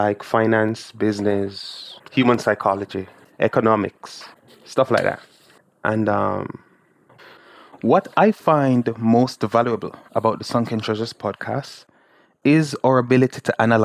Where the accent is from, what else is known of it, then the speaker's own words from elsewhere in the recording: Jamaica; I'm a Jamaican, and I live in the small island of Jamaica.